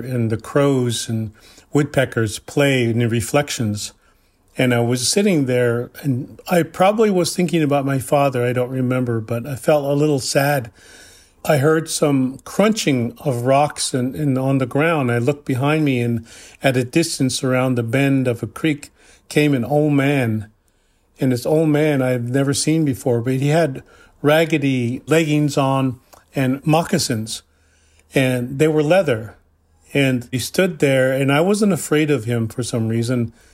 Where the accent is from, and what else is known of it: Cheyenne River Lakota Reservation, South Dakota, United States